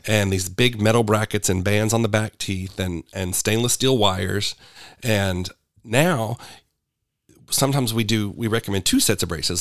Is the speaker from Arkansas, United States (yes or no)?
yes; Sherwood, Arkansas, United States; also born or lived in Little Rock, Arkansas / Kansas; So, I was born in Little Rock. I spent my early years in Kansas, and then we moved back when I was in junior high. So, I'm pretty much a Sherwood boy.